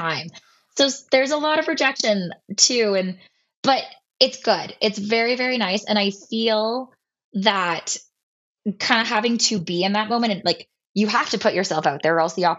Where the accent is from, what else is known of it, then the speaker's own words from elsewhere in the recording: Oakville, Ontario, Canada; I'm from Oakville